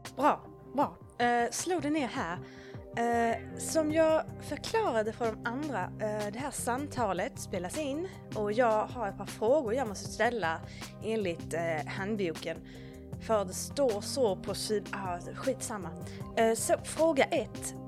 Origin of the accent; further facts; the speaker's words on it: Bläse, Gotland, Sweden; jag kommer ju härifrån. Jag kommer från Bläse